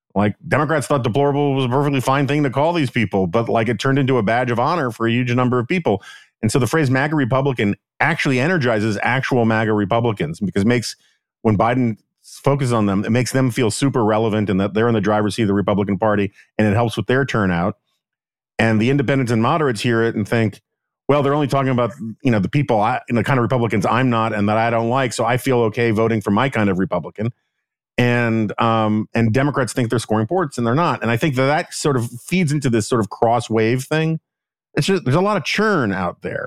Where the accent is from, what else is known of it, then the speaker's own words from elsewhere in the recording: New York City, New York, United States; I'm from New York